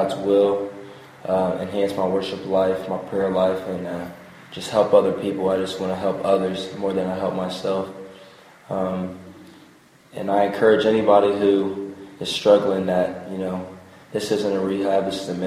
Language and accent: English; Chillicothe, Ohio, United States; I'm from Chillicothe, Ohio